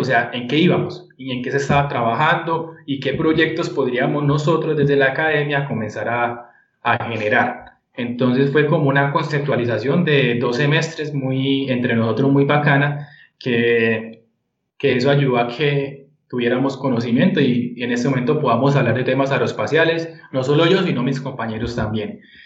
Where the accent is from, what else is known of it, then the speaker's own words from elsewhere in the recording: Bucaramanga, Santander, Colombia; moved away; soy de Bucaramanga.